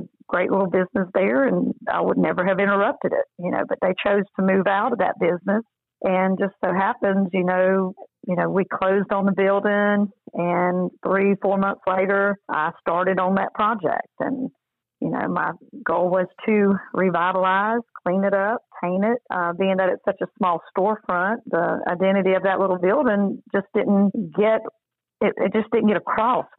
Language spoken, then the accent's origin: English; Albany, Georgia, United States; also born or lived in Leesburg, Georgia; I grew up in Albany and Leesburg and went to school there